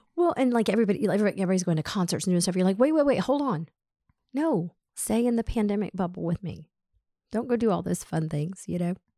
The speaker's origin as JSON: {"language": "English", "town": "Atlanta", "region": "Georgia", "country": "United States", "tie": "born or raised there", "said": "we grew up in Atlanta"}